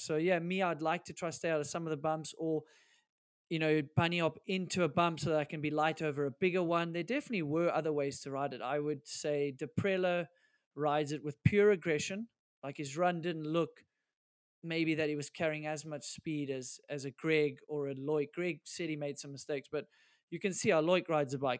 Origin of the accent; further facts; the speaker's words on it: South Africa; we're South African